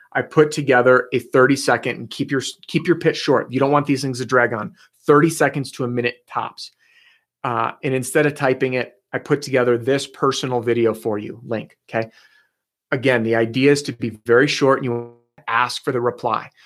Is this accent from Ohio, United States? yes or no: no; Chicago, Illinois, United States; I grew up in the Chicagoland area